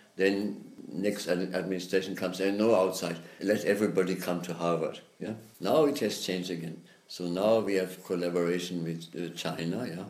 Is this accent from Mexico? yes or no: no; Germany; moved away as an adult; also born or lived in United States; I grew up there in Germany